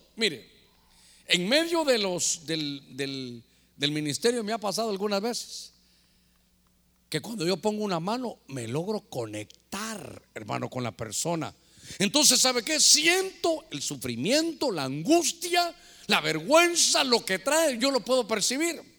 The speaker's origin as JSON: {"language": "Spanish", "country": "Guatemala", "moved": "yes", "said": "allá en mi tierra, en Guatemala"}